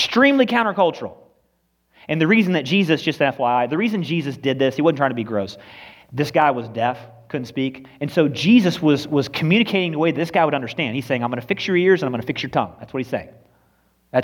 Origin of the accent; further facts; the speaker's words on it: United States; We are so American and nationalistic even more than we are Christian